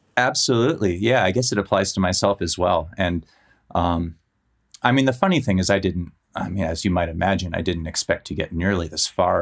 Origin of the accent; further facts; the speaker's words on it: Menlo Park, California, United States; moved away; also born or lived in San Francisco; I grew up in Menlo Park and I used to live in San Francisco